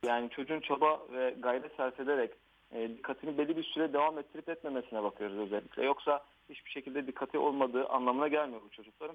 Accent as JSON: {"language": "Turkish", "town": "Diyarbakır", "region": "Diyarbakır Province", "country": "Turkey", "tie": "born or raised there", "also_born_or_lived": "Ankara / Şırnak", "moved": "as an adult", "lives_now": "Istanbul, Turkey", "said": "ben 1983 Diyarbakır doğumluyum. Evet ee, eğitimimi liseye kadar Diyarbakır'da"}